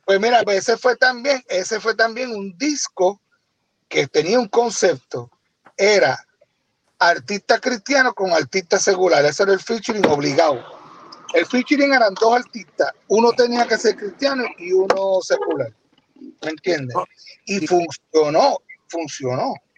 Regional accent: Ponce, Puerto Rico; yo estaba pegado en mi pueblo, en Ponce

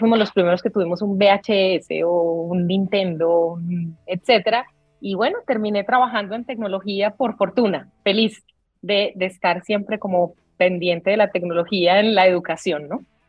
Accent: Colombia; soy colombiana y mi acento

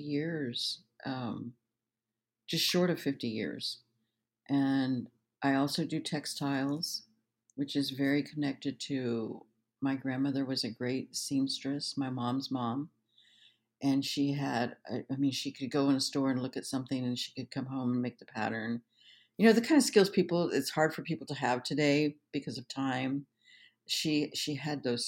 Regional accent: Denver, Colorado, United States; also born or lived in Osage Reservation, Oklahoma; I went to, you know, the rest of my grade school and high school there in Denver

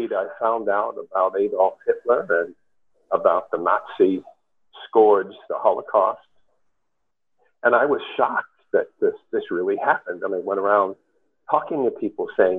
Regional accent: New York City, New York, United States; I grew up in New York City

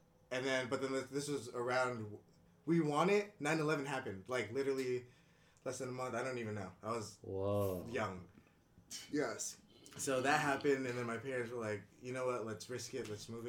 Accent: Arcadia, California, United States; English is a second language; also born or lived in Jakarta, Indonesia; growing up in Arcadia, though, it was easy to learn English and everything because everybody was Asian. It was 90% Asian.

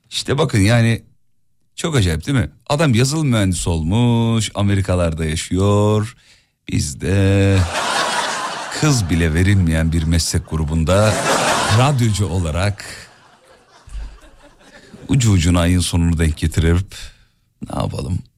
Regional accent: Derince, Kocaeli, Turkey; Derince ben de oralıyım. Derince Yenikent.

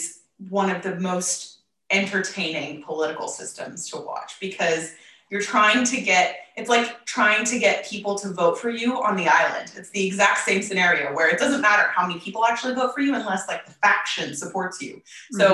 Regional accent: United States; moved away as an adult; now in England, United Kingdom; I have not lived in America for 3 years

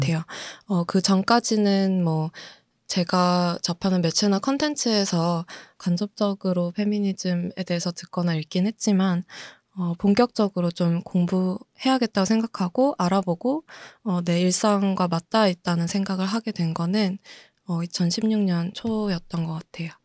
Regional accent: South Korea; also born or lived in United States; 한국에 들어와서 초등학교, 중학교, 고등학교 다 졸업하고

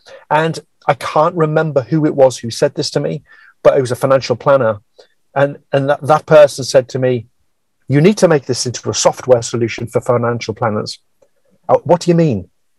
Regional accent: North East England, United Kingdom; accent: northeast; moved away; my accent, my northeast accent has calmed down a lot. It was very strong when I first went down south, and I remember just being abused, as in almost bullied by people for being from the Northeast.

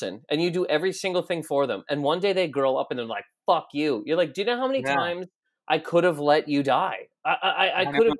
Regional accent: Canada; We're both Canadian

